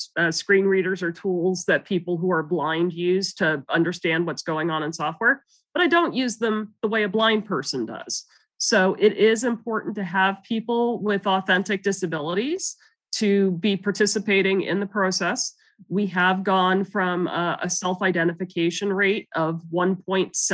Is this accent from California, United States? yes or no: yes; Silicon Valley, California, United States; also born or lived in Canada; I grew up in Silicon Valley after my family moved here from Canada